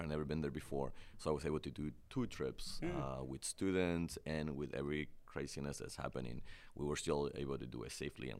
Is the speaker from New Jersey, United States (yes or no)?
no; Cleveland, Ohio, United States; I grew up in Cleveland, so it's like cold compared to Columbus.